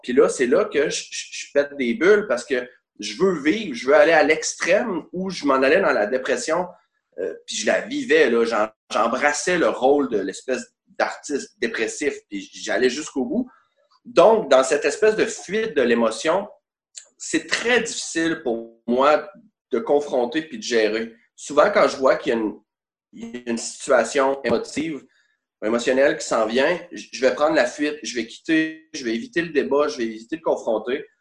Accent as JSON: {"language": "French", "town": "Quebec City", "region": "Quebec", "country": "Canada", "tie": "born or raised there", "said": "Je viens d'Orsainville, c'est très important de spécifier Orsainville et non Charlebourg parce qu'il y a des limites"}